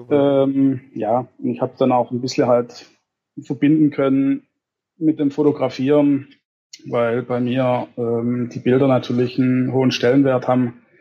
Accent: Reichenbach, Baden-Württemberg, Germany; ich komme aus Reichenbach. Das ist circa 25 Kilometer von der Arena entfernt, ähm, Richtung Göppingen.

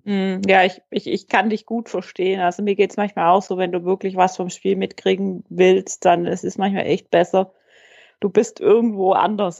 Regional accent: Swabia, Germany; accent: Swabian; bei uns in Schwaben

